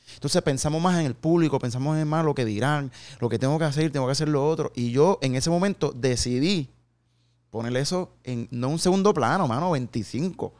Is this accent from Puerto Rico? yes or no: yes; Carolina, Puerto Rico; moved away as an adult; now in Dallas, United States; Yo soy un jíbaro de Puerto Rico